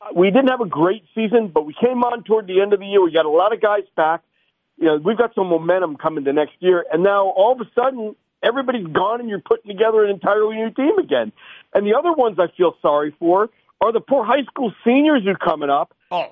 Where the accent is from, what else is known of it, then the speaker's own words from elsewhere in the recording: Atlanta, Georgia, United States; I grew up in Atlanta